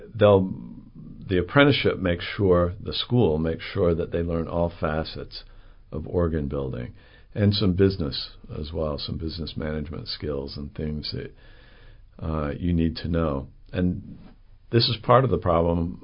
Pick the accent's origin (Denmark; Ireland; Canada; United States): United States; Salt Lake City, Utah; moved away as an adult; also born or lived in London / New York / Oregon; now in Chattanooga, United States; I was raised in Salt Lake City, Utah